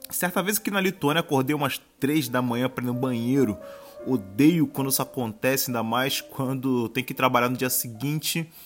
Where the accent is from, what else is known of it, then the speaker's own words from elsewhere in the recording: Rio de Janeiro, Brazil; E, pô, eu que sou carioca, isso é muito frio.